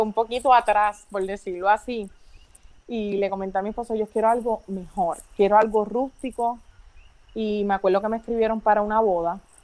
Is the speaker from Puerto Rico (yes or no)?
yes; Las Marías, Puerto Rico; soy nacida y criada en Las Marías